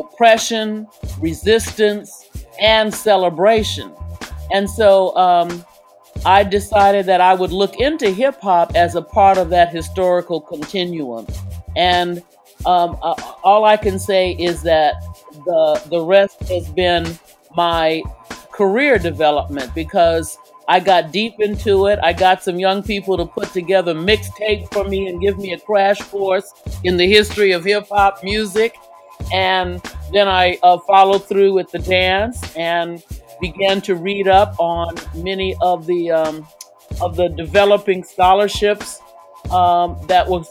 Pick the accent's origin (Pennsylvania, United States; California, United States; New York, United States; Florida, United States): California, United States; San Francisco; also born or lived in Oakland / Hawaii; I grew up in San Francisco